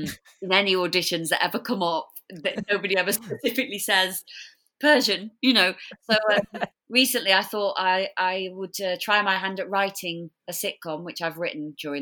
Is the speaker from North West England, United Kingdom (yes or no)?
yes; Blackpool, North West England, United Kingdom; filmed in my hometown of Blackpool.